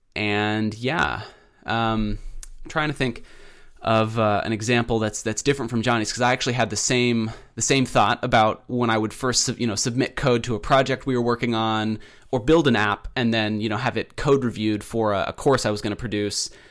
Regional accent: Pacific Northwest, United States; also born or lived in Keizer, Oregon; I'm from the Pacific Northwest. I live in Kaiser, Oregon.

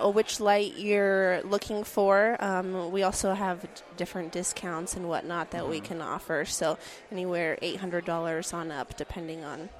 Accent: Minnesota, United States; We're from Minnesota

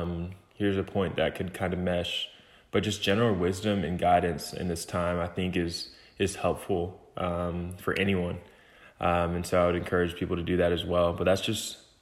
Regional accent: Lithonia, Georgia, United States; I'm from Lithonia, Georgia.

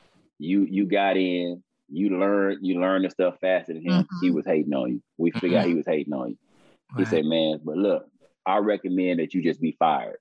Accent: Texas, United States; I'm from Texas

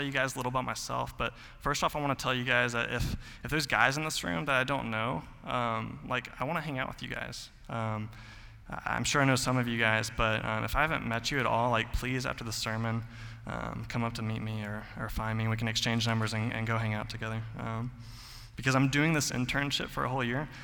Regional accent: Mount Juliet, Tennessee, United States; I grew up in Mount Juliet my whole life

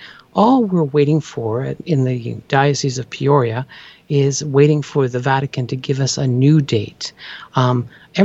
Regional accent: Canada; I'm from Canada.

